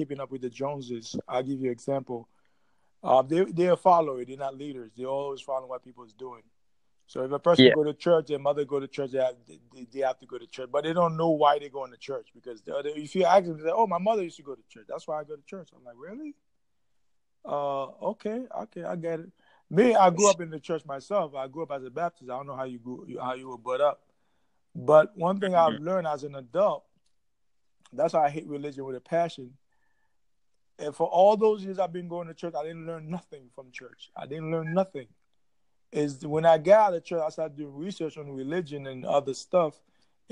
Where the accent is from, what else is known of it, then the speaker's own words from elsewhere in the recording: Haiti; now in Jacksonville, United States; I'm originally from Haiti. Yeah, Haiti